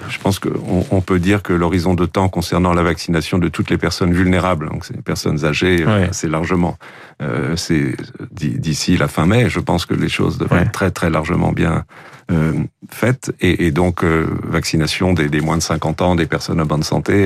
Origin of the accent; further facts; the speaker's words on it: Île-de-France, France; chez nous en Ile-de-France